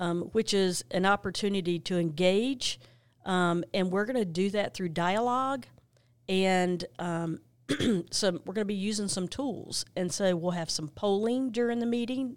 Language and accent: English; Monroe, North Carolina, United States; moved away as an adult; now in Gaston County, United States; I grew up in Monroe, North Carolina